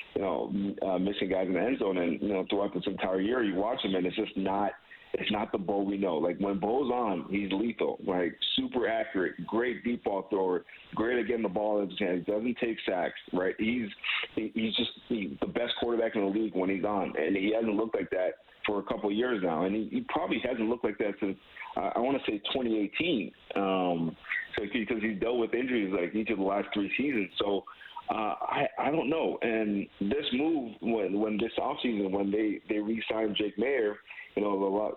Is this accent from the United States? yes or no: no; Canada; as a Canadian